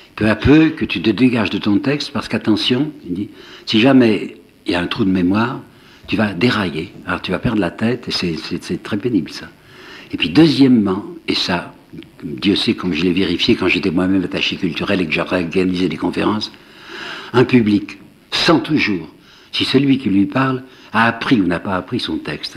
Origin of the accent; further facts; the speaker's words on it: Mâcon, Bourgogne-Franche-Comté, France; moved away as an adult; J'habitais Mâcon, hein, je suis né à Mâcon, et j'étais reparti